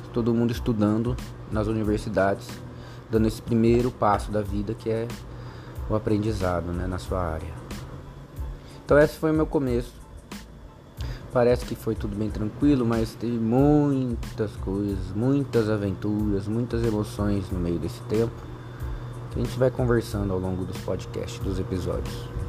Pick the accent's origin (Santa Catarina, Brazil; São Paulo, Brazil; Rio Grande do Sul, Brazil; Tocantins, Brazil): São Paulo, Brazil; Jacareí; Nasci em Jacareí, no estado de São Paulo